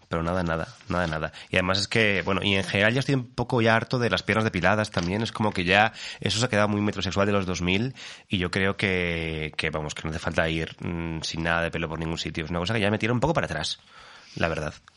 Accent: Alicante, Valencian Community, Spain; moved away; also born or lived in Fuenlabrada; Y yo soy alicantino

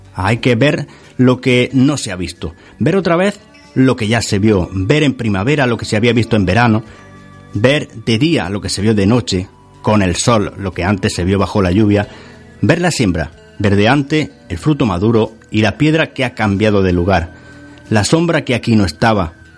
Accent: Sierra de Segura, Andalusia, Spain; la Sierra de Segura, donde, de donde yo soy natal

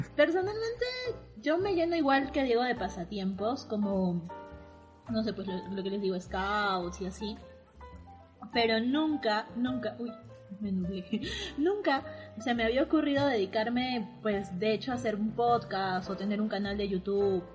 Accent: Arequipa, Peru; soy de Arequipa, de la ciudad blanca de Arequipa, que está al sur del Perú

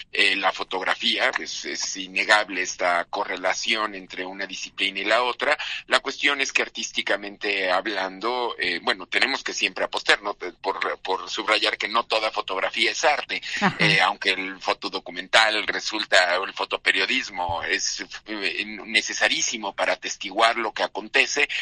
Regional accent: Mexico; nuestra, pues digamos, identidad mexicana, entendernos como mexicanos

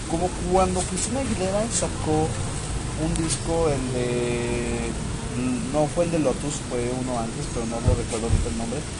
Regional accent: Mexico; oye, pues somos mexicanos, entonces no deberíamos de decir dijiste eso, hiciste esto.

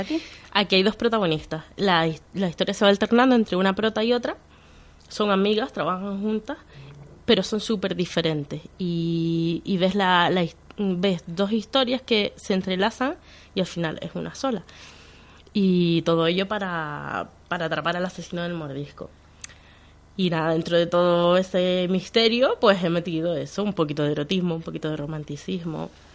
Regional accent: Canary Islands, Spain; also born or lived in Venezuela; Yo soy más canaria que el gofio

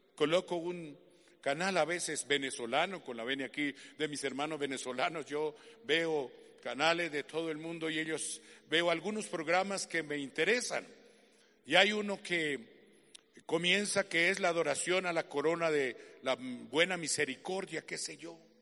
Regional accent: Colombia; como colombiano que soy

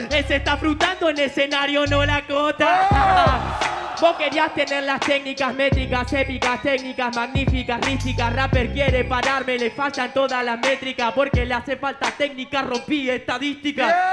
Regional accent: Rosario, Santa Fe, Argentina; Todo respeto, las manos arriba, yo vengo de Rosario. Lo que le jode es que a todos se la aplico y que tuve los huevos de salir desde un pueblo chico.

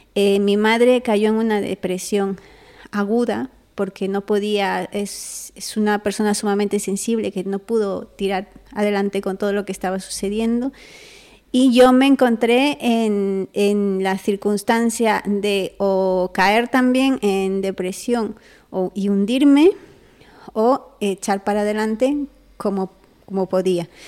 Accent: Peru; Yo soy una chica peruana

